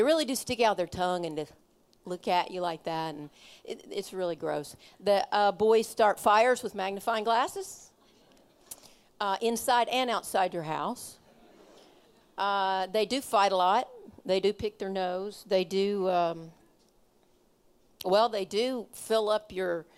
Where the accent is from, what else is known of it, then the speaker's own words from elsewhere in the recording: Kentucky, United States; I'm from Kentucky